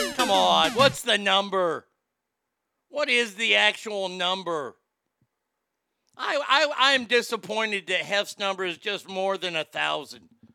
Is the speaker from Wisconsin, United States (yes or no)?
no; Texas, United States; my home state of Texas